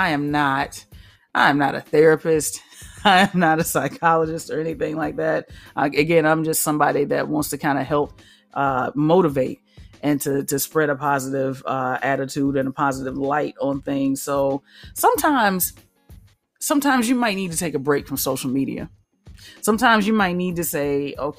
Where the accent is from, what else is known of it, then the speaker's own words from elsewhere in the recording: the South, United States; I am from the South